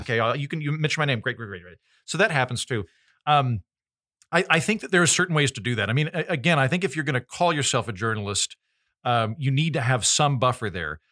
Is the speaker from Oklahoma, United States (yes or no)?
yes; Oklahoma, United States; I'm from Oklahoma